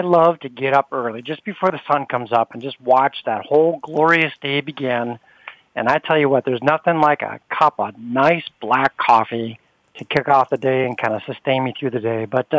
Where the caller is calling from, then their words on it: Detroit, Michigan, United States; Hey, Bonnie, I'm calling from Detroit, Michigan